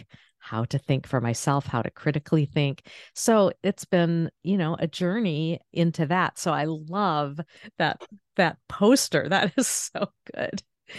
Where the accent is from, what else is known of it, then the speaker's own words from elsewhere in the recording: Maine, United States; I grew up in Northern Maine, so the outdoor space, and that was very much a part of my upbringing